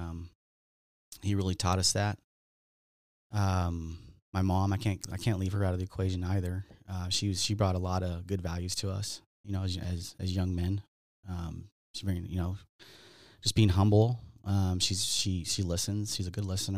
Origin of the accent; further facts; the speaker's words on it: Southern California, United States; I grew up in Southern California here